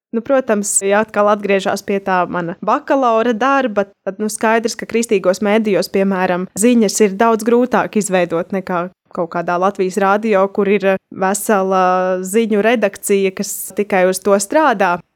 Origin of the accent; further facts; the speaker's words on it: Bruknas, Bauska Municipality, Latvia; es pati esmu no Brūknas